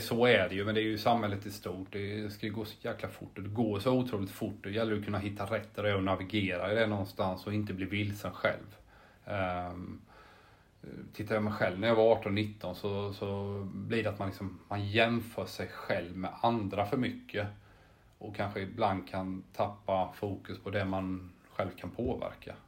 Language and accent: Swedish; Jönköping, Jönköping County, Sweden; moved away; also born or lived in Helsingborg; jag är ju från Jönköping, eller utanför Jönköping, Harbro från början